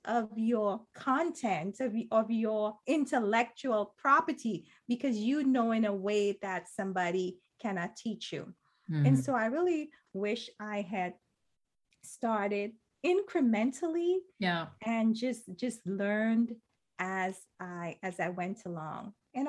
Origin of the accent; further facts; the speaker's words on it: Trinidad & Tobago; I'm from Trinidad in Caribbean culture. In Trinidad culture, I should say, people usually just really suck the marrow out of their bones.